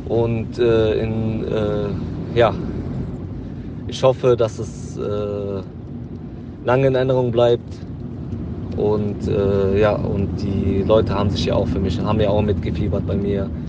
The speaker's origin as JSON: {"language": "German", "town": "Jülich", "region": "North Rhine-Westphalia", "country": "Germany", "said": "Ich komme aus Jülich"}